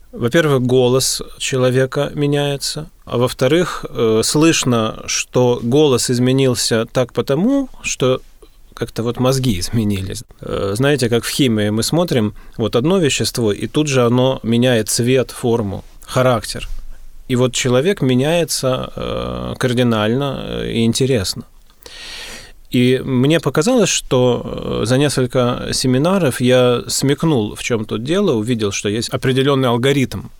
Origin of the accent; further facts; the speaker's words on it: Gatchina, Leningrad Oblast, Russia; born there; Я родился в Гатчине, да